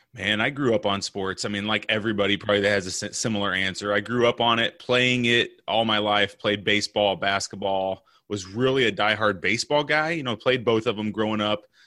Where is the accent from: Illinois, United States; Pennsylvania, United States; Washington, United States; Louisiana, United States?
Illinois, United States; now in Orlando, United States; I'm originally from Illinois. I live in Orlando, Florida now.